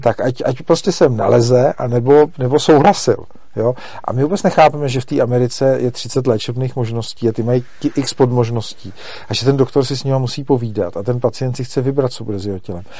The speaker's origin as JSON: {"language": "Czech", "country": "Czechia", "said": "my jako my Češi"}